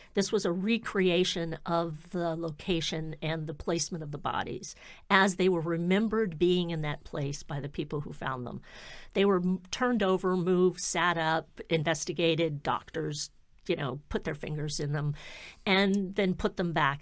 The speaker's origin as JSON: {"language": "English", "region": "Florida", "country": "United States", "moved": "yes", "lives_now": "Massachusetts, United States", "said": "I'm from Florida, so, yeah, here I live in Massachusetts now"}